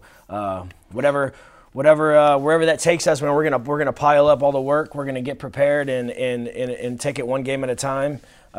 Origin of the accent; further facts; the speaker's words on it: Houston, Texas, United States; I came from Texas, Houston. My dad's a high school football coach in Texas, so I've been in locker rooms and on the fields my whole life.